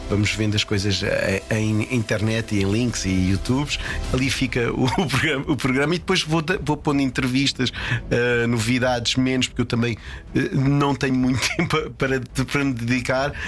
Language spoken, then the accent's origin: Portuguese; Portugal; Eu sou o votante estrangeiro, sou o único português, votante estrangeiro